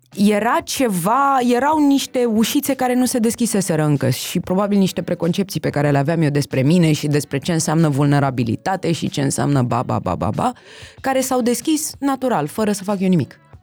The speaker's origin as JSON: {"language": "Romanian", "region": "Bucharest", "country": "Romania", "tie": "born or raised there", "also_born_or_lived": "Berlin", "said": "născută și crescută în București"}